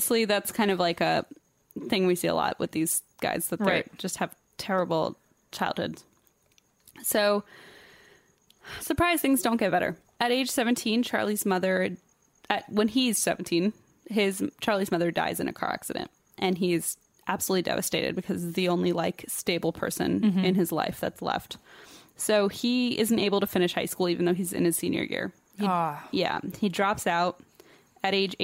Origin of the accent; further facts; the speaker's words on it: Germany; English is a second language; moved away; it's not my first language.